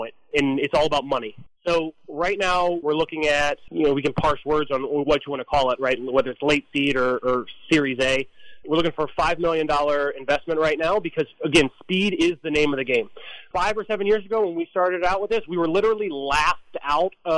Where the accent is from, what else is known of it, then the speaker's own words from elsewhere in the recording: United States; as an American